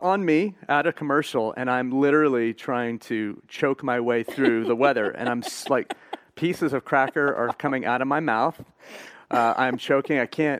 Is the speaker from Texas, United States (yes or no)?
yes; Fort Worth, Texas, United States; I grew up here in Fort Worth, but wasn't saved until I went to college.